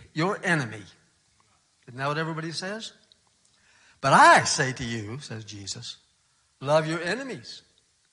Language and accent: English; South Dakota, United States; moved away as an adult; also born or lived in Boston; I grew up in South Dakota, where there are storms and blizzards almost every week